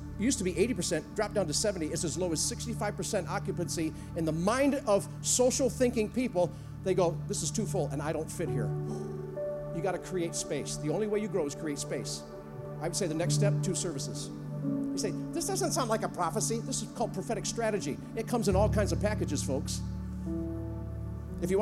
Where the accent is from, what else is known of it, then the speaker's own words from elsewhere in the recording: United States; I'm an American.